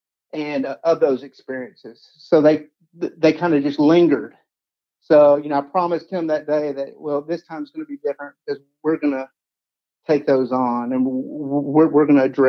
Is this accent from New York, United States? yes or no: no; Paducah, Kentucky, United States; back into a role here in my hometown of Paducah.